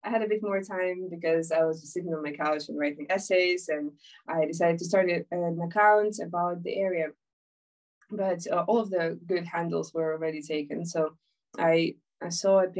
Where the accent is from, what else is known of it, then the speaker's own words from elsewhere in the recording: Ukraine; moved away as an adult; also born or lived in Islington, London; now in London, United Kingdom; I'm from Ukraine, uh, but I've been living in the UK for about six years now. I'm uh, finishing my studies in uh, politics, and I've been living in Islington for a very long while